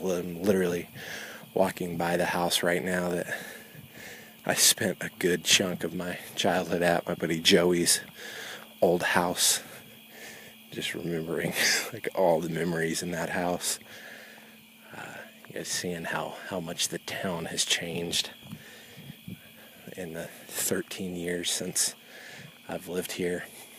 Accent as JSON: {"language": "English", "town": "Jones", "region": "Oklahoma", "country": "United States", "tie": "born or raised there", "moved": "as an adult", "lives_now": "Orlando, United States", "said": "my hometown."}